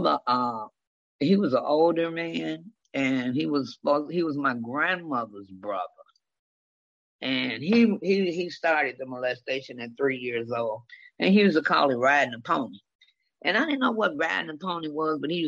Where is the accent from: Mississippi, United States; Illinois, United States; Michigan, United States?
Michigan, United States; Detroit; I was raised in the Jeffrey Projects of Detroit, Michigan.